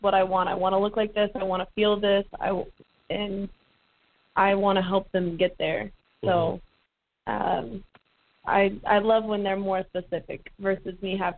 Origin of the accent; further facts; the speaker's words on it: California, United States; moved away as an adult; also born or lived in Florida; now in Tampa, United States; I'm from California. I'm a California girl